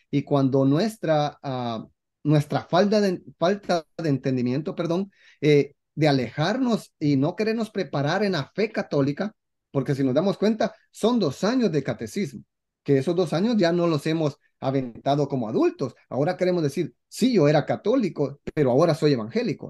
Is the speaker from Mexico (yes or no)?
no; Guatemala; en mi país, Guatemala, eh, somos un poco machistas